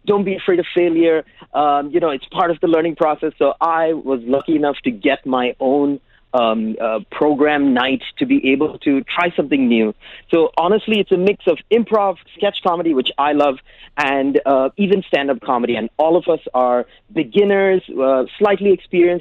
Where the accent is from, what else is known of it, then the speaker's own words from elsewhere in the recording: United Arab Emirates; I'm from Sri Lanka, but I've born and brought up in the UAE.